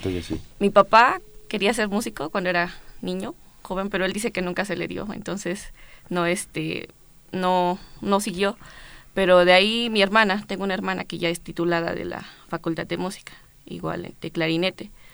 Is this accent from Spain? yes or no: no; Capulálpam de Méndez, Oaxaca, Mexico; now in Mexico City, Mexico; Yo soy de Oaxaca, de un pueblo que se llama Capulalpam de Méndez.